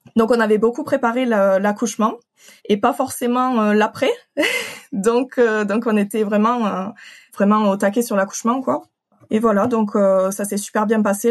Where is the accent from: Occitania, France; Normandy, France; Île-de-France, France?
Occitania, France; je viens de d'Occitanie, du sud de la France.